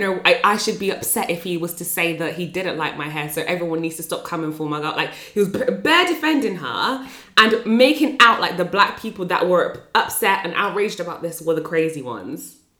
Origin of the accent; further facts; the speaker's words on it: Northampton, East Midlands, United Kingdom; I'm from Northampton